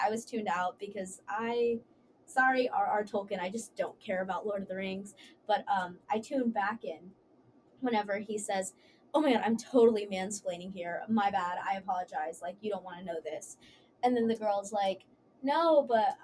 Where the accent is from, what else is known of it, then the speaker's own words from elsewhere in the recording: Dallas, Texas, United States; moved away; I'm from Dallas, Texas